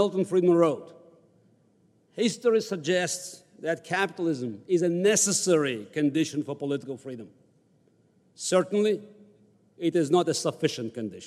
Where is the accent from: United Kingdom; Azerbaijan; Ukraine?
Azerbaijan; Baku; now in United States; I was born in the Deep South of the USSR in the capital of Azerbaijan, Baku, right next to the Republic of Georgia.